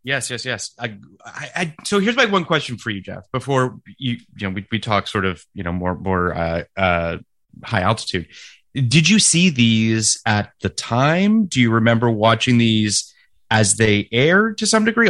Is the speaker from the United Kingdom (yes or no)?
no; Toronto, Ontario, Canada; moved away; also born or lived in California; when I go home to Toronto, even friends, contemporaries of mine that I went to high school